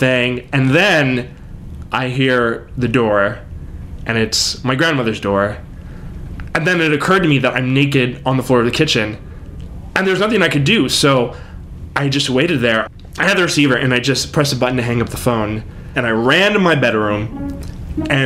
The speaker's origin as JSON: {"language": "English", "town": "Corpus Christi", "region": "Texas", "country": "United States", "tie": "born or raised there", "said": "I grew up in Corpus Christi, Texas"}